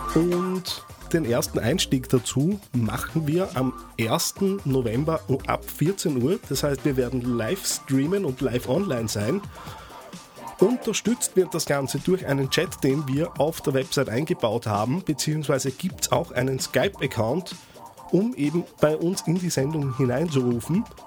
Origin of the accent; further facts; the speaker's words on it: Austria; als Österreicher